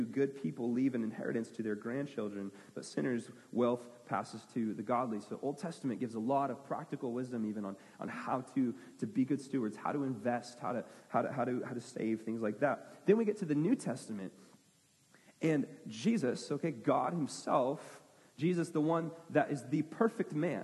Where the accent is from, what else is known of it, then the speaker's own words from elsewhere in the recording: United States; I'm an American